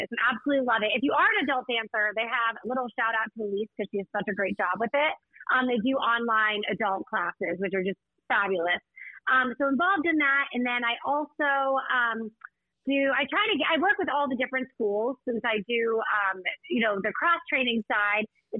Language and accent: English; Columbus, Ohio, United States; moved away as an adult; now in Milwaukee, United States; I'm from Columbus, Ohio originally